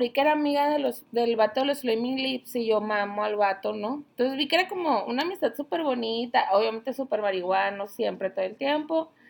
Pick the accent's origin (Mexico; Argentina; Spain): Mexico; Pero nacimos en México.